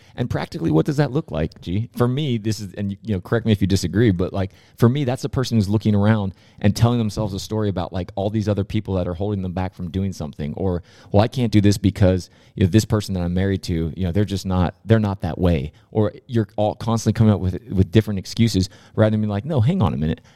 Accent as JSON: {"language": "English", "town": "San Diego", "region": "California", "country": "United States", "tie": "born or raised there", "said": "I grew up in, uh, Rancho Peñasquitos in San Diego, California"}